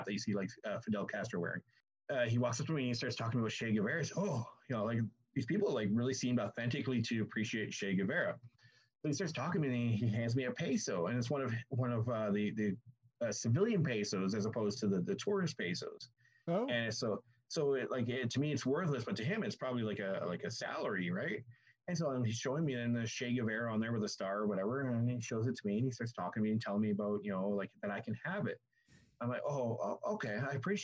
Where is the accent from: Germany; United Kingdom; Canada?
Canada; I'm from Canada